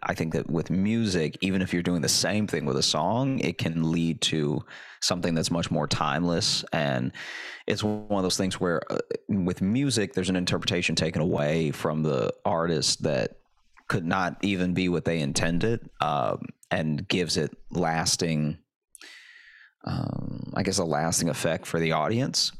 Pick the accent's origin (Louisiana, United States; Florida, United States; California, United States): Louisiana, United States; moved away; also born or lived in Chicago / New York; I grew up in Louisiana